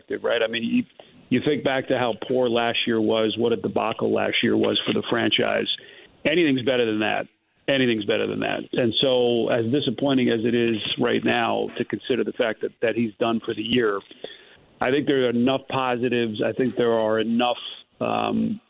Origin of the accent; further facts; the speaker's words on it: New York, United States; I grew up in New York